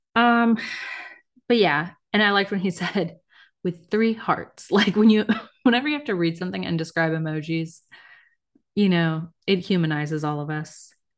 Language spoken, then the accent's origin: English; United States; I'm American.